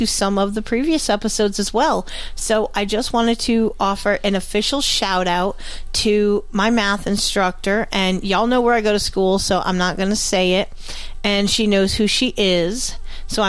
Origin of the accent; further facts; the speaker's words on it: New England, United States; accent: New England; my New England accent